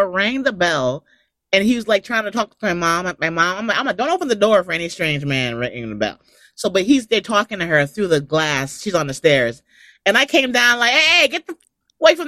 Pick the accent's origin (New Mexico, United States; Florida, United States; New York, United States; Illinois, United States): New York, United States; moved away as an adult; also born or lived in Los Angeles, California; I'm a New Yorker.